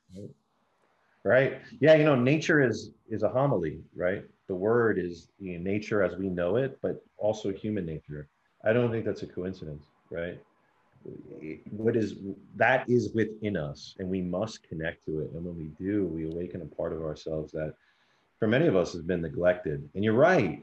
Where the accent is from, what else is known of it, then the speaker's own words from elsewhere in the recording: New York City, New York, United States; I was born and raised in New York City